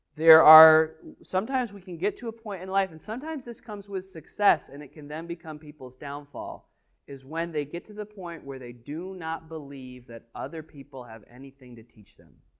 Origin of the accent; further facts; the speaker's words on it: New England, United States; Most of us are New Englanders, so, and we're from the Northeast